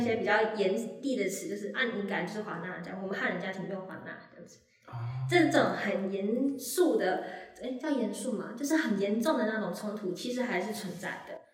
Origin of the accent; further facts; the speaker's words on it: Sandimen, Pingtung County, Taiwan; 我是来自屏东三地门乡的排湾族